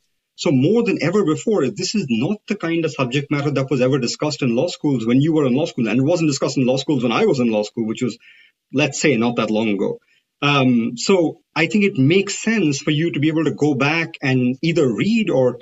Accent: India; moved away; I come from India

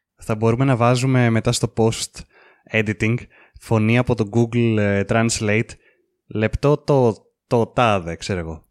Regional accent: Greece; εμείς που είμαστε Έλληνες

